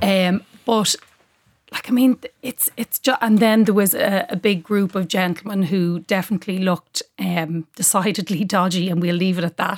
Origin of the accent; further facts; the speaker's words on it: Dublin, Leinster, Ireland; I'm a proud dub